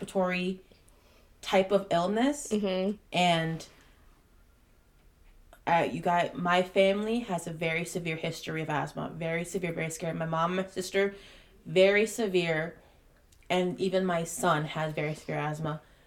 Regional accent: Minnesota, United States; We're from Minnesota

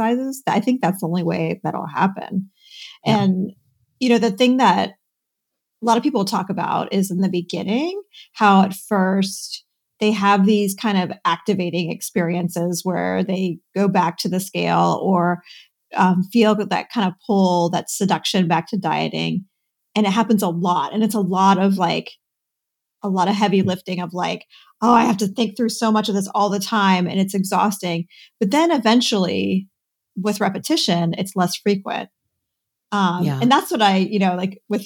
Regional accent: Cincinnati, Ohio, United States; I grew up near Cincinnati, Ohio, where there was Kings Island

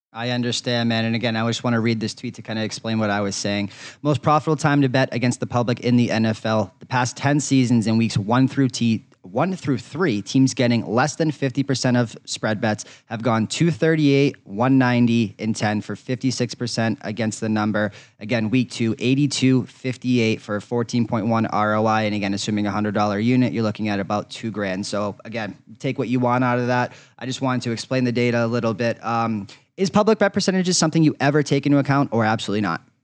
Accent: Boston, Massachusetts, United States; I'm a Boston guy. I grew up in Boston

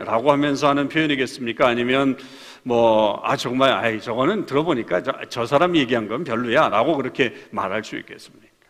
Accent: South Korea; now in Canada; 우리가 아, 한국 땅에서 태어난 것도 역시 기적이라고 볼 수 있죠

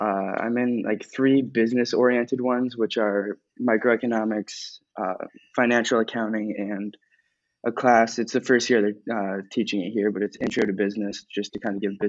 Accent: New York, United States; I am also from Alpaz. I'm directly across the street from co-host Tim here.

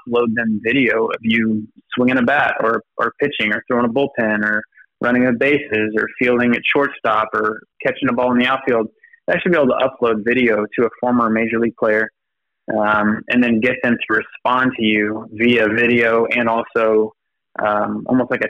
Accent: Dallas, Texas, United States; I grew up here in the Dallas area

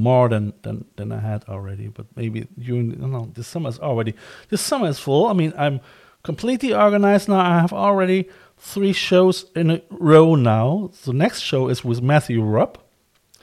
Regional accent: Cologne, North Rhine-Westphalia, Germany; moved away as an adult; now in Ireland; I'm from Cologne as well.

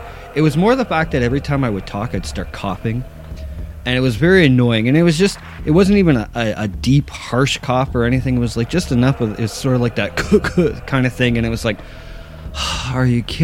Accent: Ontario, Canada; I'm Canadian

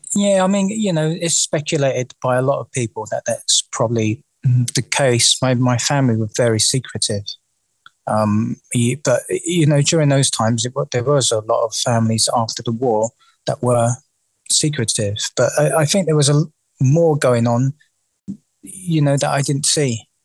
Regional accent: London, United Kingdom; I was born and raised in the in the East End of London.

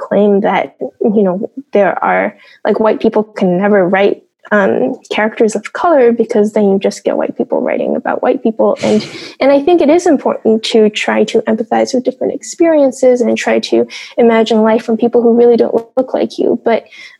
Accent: United States; I grew up in the West. I'm not a Chinese writer. I'm a Chinese American writer

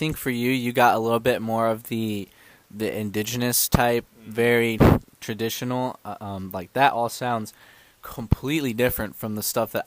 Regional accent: United States; I'm from the United States

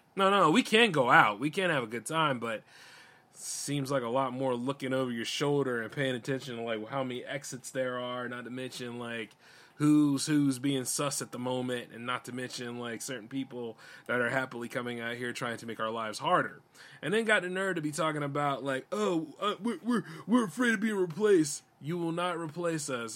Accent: United States; I'm just as much as American as any of y'all are. I'm born here

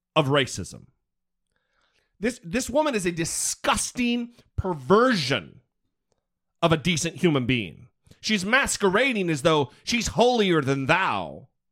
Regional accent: Idaho, United States; I grew up in Idaho.

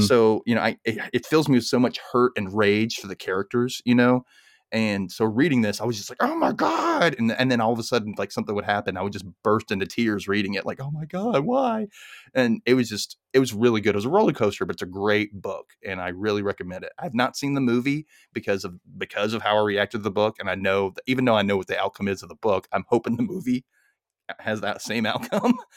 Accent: Mississippi, United States; I grew up in Mississippi in the nineties

